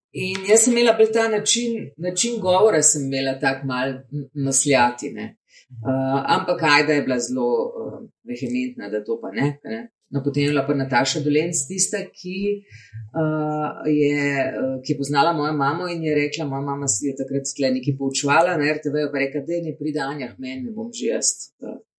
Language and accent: Slovenian; Slovenia; mi, slovenci, ki smo malo bolj zadržani